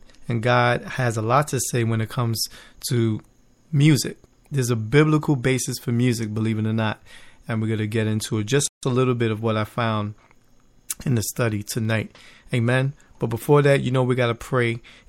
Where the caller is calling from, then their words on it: Bethlehem, Pennsylvania, United States; But over here in the East Coast, where I'm broadcasting live from Bethlehem, Pennsylvania, it's a beautiful night out.